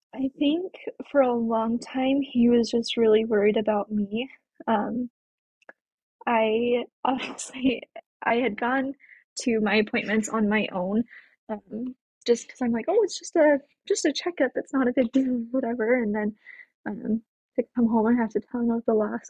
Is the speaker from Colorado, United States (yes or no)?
yes; Colorado, United States; moved away as an adult; now in Spanish Fork, United States; I currently live in spanish Fork, Utah, but I'm originally from Colorado.